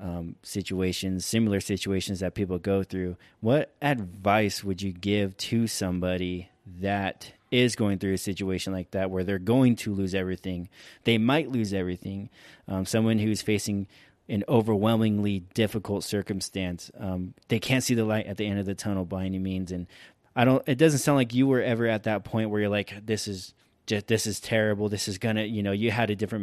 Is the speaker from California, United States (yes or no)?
yes; Ventura, California, United States; moved away; my hometown community